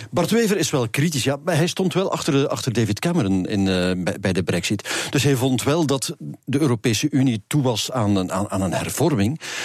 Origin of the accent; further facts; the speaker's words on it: Flanders, Belgium; bij ons in Vlaanderen